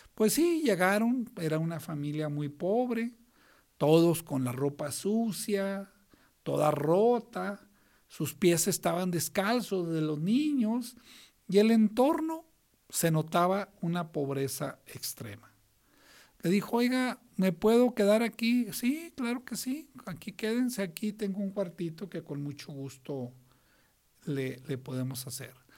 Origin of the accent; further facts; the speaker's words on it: northern Mexico, Mexico; somos norteños los dos